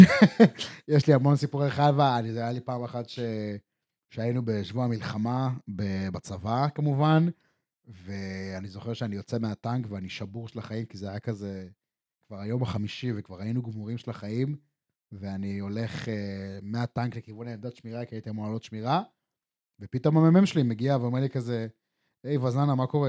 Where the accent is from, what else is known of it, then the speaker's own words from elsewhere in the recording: Israel; ישראלים שגדלנו בסופו של דבר על אה, שווארמה ופלאפל וסביח